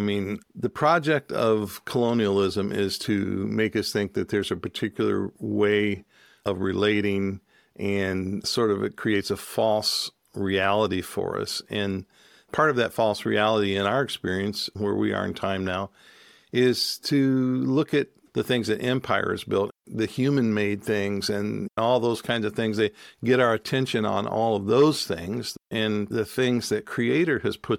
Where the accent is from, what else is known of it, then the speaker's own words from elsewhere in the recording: Michigan, United States; also born or lived in Cherokee country; joined a community of people up in Michigan where we grew up